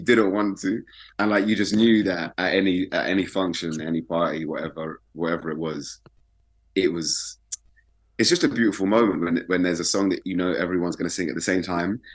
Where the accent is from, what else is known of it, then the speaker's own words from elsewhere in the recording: London, United Kingdom; also born or lived in Brixton, London; I grew up in West.